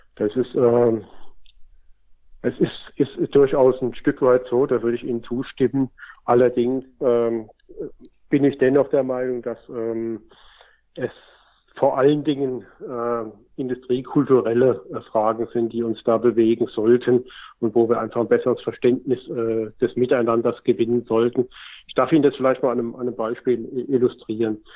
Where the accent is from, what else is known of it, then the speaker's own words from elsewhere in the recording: Germany; als Deutsche